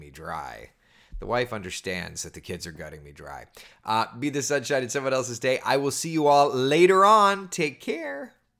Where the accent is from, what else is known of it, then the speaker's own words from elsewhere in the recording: Winter Springs, Florida, United States; I grew up right here in Central Florida. I lived in Hollowbrook, which is a neighborhood over in Winter Springs